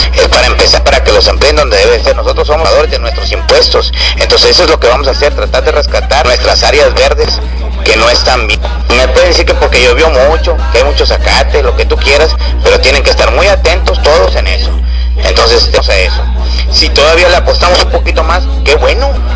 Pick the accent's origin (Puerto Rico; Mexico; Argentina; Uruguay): Mexico; Río Bravo, Tamaulipas; somos de Río Bravo